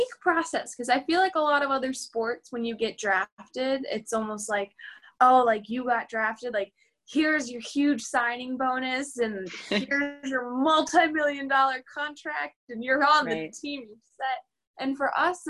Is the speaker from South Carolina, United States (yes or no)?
no; Pittsburgh, Pennsylvania, United States; moved away; I came from Western Pennsylvania, Pittsburgh